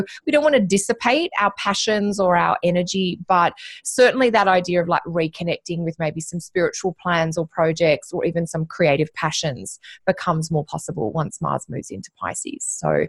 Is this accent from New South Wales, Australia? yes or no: yes; Sydney, New South Wales, Australia; we're all Aussie girls by heart, and we grew up in Sydney, or we spent a lot of time together in Sydney.